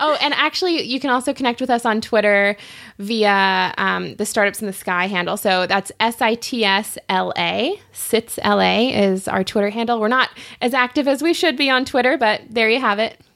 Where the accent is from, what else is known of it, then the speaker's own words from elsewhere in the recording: Los Angeles, California, United States; also born or lived in Santa Monica; I grew up in Westchester